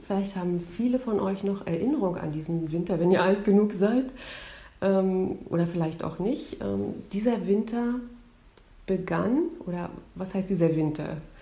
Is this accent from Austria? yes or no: no; near Stralsund, Mecklenburg-Vorpommern, Germany; Wir sind in Norddeutschland aufgewachsen, in der Nähe von Stralsund